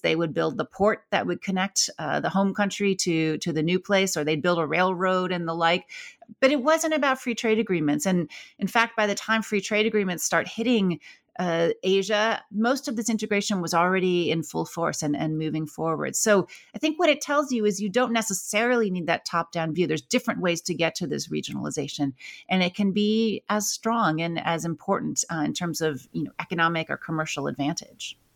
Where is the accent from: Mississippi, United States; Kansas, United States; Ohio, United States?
Ohio, United States; Akron; I grew up in Akron, Ohio